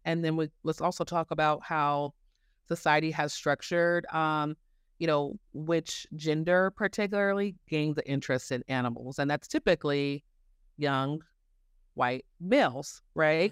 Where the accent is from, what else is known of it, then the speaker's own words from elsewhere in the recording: Denver, Colorado, United States; I grew up here in Denver. I went to Denver Zoo